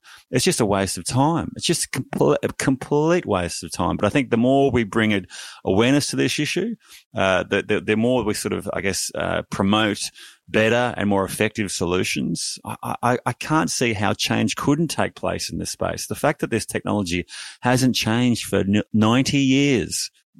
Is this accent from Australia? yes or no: yes; Noosa, Queensland, Australia; I grew up in Noosa, swam there at the beaches all the time.